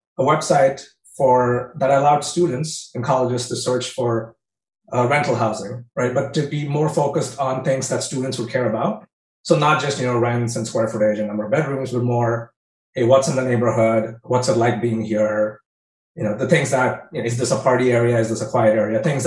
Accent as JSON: {"language": "English", "country": "India", "tie": "born or raised there", "also_born_or_lived": "Michigan", "moved": "yes", "said": "growing up in India, we never really had entrepreneurship on our career paths"}